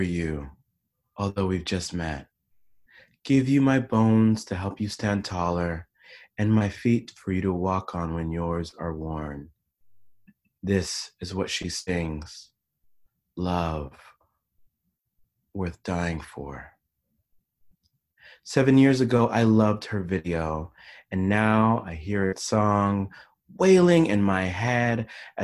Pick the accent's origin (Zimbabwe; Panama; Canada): Panama; I grew up in Panama